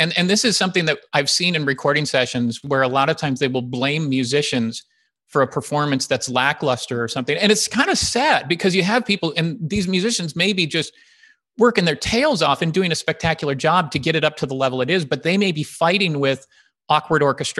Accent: Illinois, United States; I grew up outside of Chicago. So I went back to Chicago

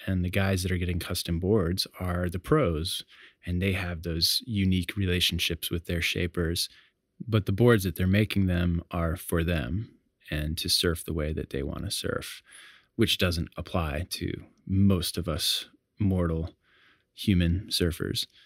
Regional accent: Hatteras Island, Outer Banks, North Carolina, United States; also born or lived in Chicago; I grew up in the Outer Banks of North Carolina on Hatteras Island. I moved there from Chicago when I was about eight years old

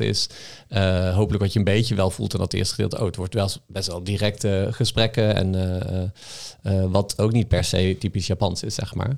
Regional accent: North Brabant, Netherlands; ik kom uit Brabant

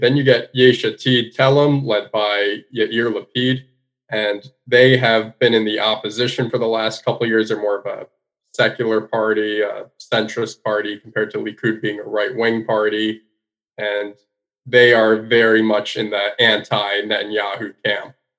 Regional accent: United States; me being an American

